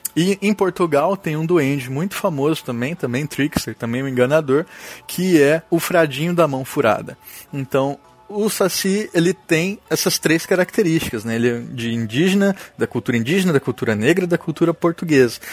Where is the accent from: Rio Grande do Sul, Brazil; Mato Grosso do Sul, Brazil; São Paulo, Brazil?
Mato Grosso do Sul, Brazil; Campo Grande; moved away; also born or lived in Santa Catarina; Eu sou natural de Mato Grosso do Sul